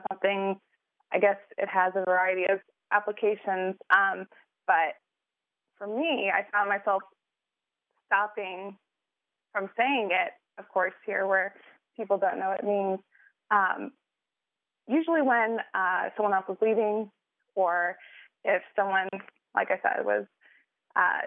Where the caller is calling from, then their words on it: Jackson, Mississippi, United States; also born or lived in northern Japan; I'm calling from Jackson, Mississippi.